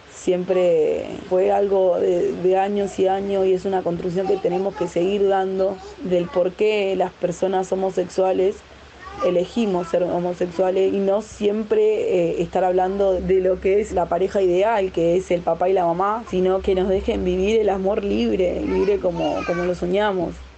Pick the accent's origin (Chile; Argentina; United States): Argentina; San Lorenzo neighbourhood, Santa Fe; soy de la provincia de Santa Fe, de barrio San Lorenzo